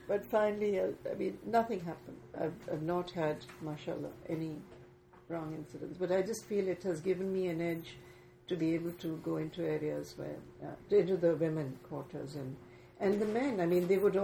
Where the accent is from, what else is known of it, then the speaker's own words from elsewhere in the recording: Pakistan; I'm a Pakistani living in an urban area